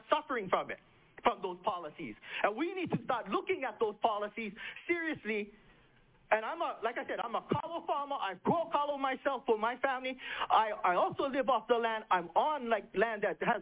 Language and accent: English; Hawaii, United States; I'm Hawaiian. I grow kalo